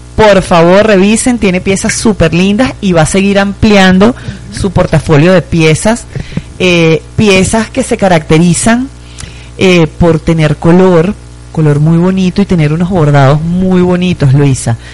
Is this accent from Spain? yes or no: no; Venezuela; moved away; los venezolanos ahora somos del mundo.